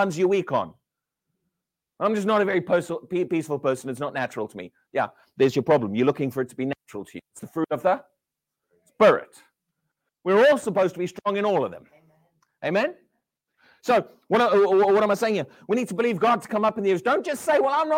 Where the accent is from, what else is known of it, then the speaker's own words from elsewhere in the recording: South Africa; now in United Kingdom; I'm South African, but I've lived here a long time.